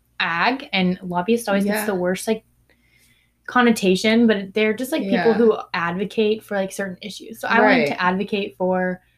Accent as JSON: {"language": "English", "town": "Tomball", "region": "Texas", "country": "United States", "tie": "born or raised there", "said": "I am from Houston, Texas."}